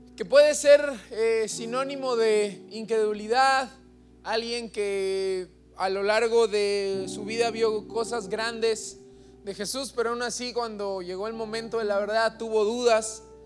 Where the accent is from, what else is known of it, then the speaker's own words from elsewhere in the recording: Acapulco, Guerrero, Mexico; now in Oaxaca, Mexico; Nosotros somos de Acapulco